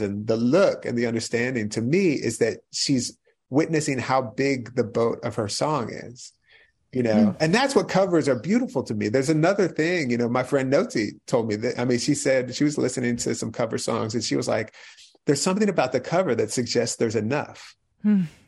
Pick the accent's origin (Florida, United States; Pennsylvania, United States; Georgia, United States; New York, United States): Pennsylvania, United States; right outside of Philadelphia; I grew up right outside of Philly.